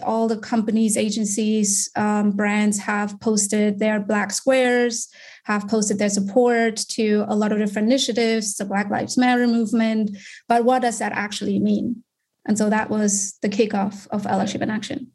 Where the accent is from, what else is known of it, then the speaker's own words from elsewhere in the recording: Germany; moved away as an adult; also born or lived in Munich; now in United States; I'm born and raised in Germany.